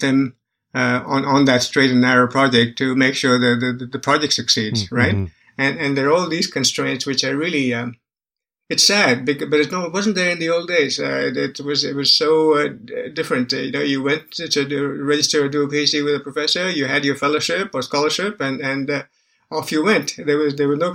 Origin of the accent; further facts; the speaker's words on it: India; moved away; also born or lived in Bangalore; I was born and raised in India